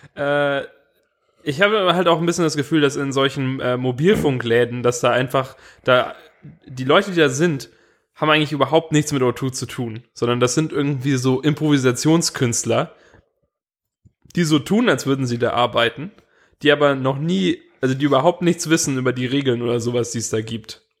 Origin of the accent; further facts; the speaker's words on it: Swabia, Germany; als Schwabe